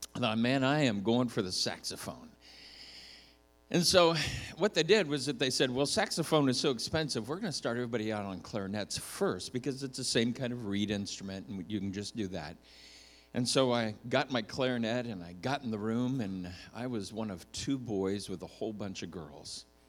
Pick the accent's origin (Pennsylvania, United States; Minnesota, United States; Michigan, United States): Minnesota, United States; I was born in Minnesota